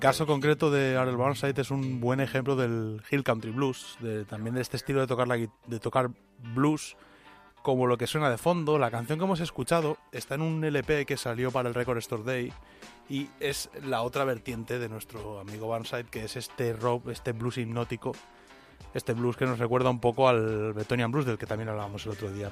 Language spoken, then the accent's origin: Spanish; Spain; somos españoles